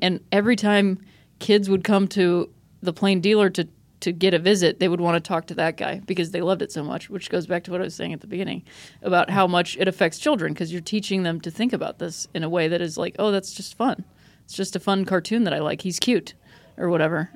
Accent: Akron, Ohio, United States; I grew up in Akron, Ohio

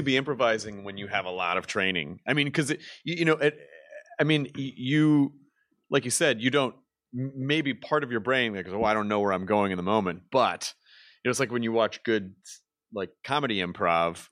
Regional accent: Tennessee, United States; moved away; my Tennessee's my home state

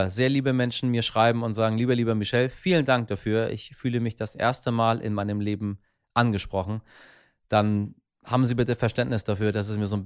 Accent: Iran; German is a second language; Ich tue mich äh, als Iraner, der ich ja ursprünglich mal war und in meinem Inneren ja irgendwo auch noch bin, sowieso relativ schwer mit dieser komischen Sprache

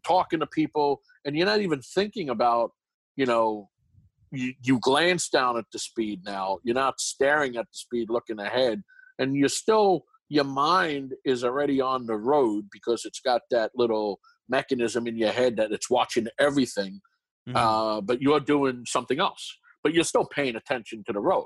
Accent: New York City, New York, United States; accent: Brooklyn; moved away as an adult; now in Los Angeles, United States; I'm from New York, born and raised in Brooklyn. So I got this heavy Brooklyn accent with a lisp

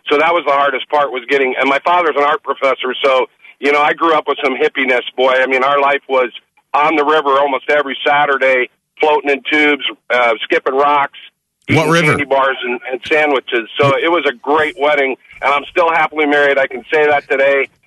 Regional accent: Decorah, Iowa, United States; No, it was uh, Northeast Iowa. I'm from Decorah, Iowa.

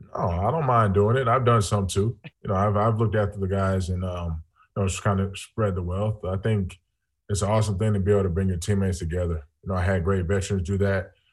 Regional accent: just south of Atlanta, Georgia, United States; I grew up in Georgia, just south of Atlanta

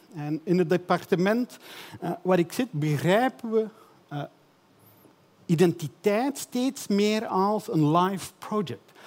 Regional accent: Belgium; Ik ben een Belg.

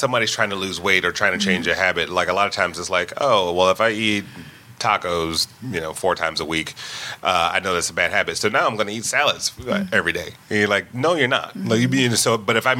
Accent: Detroit, Michigan, United States; I grew up in Detroit

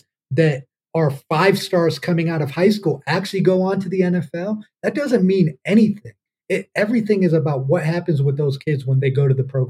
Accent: Midwest, United States; we're all from the Midwest

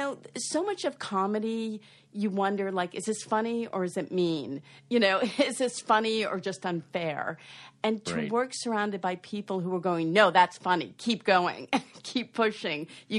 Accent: East Coast, United States; I grew up on the East Coast. I stayed on the East Coast, and I didn't know anyone who worked in Hollywood.

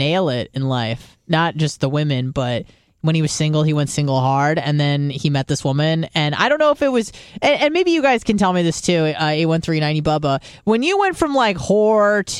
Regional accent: San Diego, California, United States; moved away; I'm from San Diego

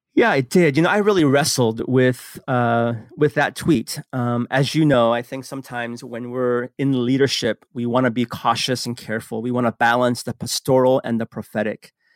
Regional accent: San Francisco, California, United States; also born or lived in Seoul, South Korea; immigrated to the United States when I was six years old, grew up in San Francisco.

